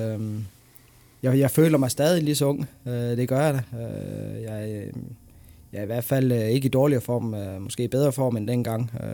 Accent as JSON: {"language": "Danish", "country": "Denmark", "said": "nu er jeg dansker, og jeg er flyttet hjem til Danmark igen"}